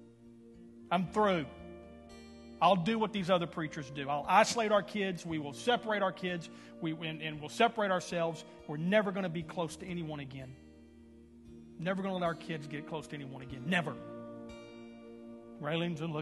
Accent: Houston, Texas, United States; we're from Houston

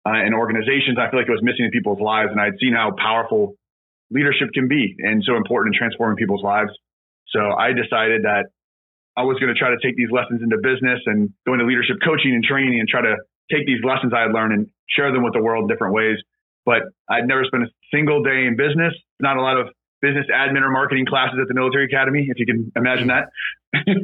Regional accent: Lawrence, Kansas, United States; moved away as an adult; also born or lived in West Point, New York; I'm originally from Kansas, a small town called Lawrence. It's a college town right outside Kansas City. I grew up there

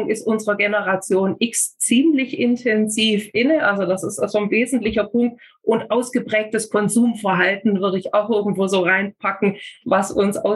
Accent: Kirchheim unter Teck, Baden-Württemberg, Germany; also born or lived in Ulm; Ich bin in Ulm geboren und in Kirchheim-Tech dann zur Schule gegangen und habe von dort aus mich auch äh

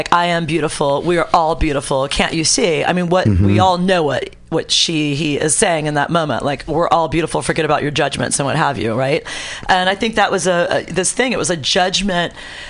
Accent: New Orleans, Louisiana, United States; now in San Francisco, United States; I grew up in New Orleans

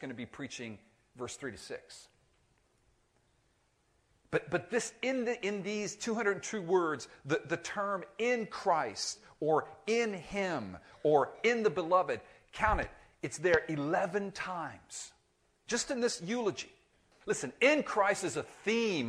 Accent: Miami, Florida, United States; I grew up in Miami

